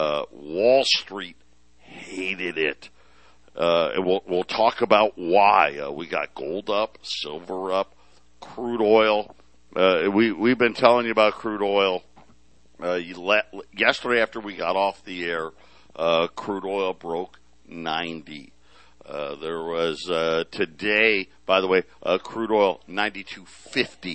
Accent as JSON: {"language": "English", "town": "Syracuse", "region": "New York", "country": "United States", "tie": "born or raised there", "moved": "yes", "lives_now": "Phoenix, United States", "said": "I grew up in Syracuse"}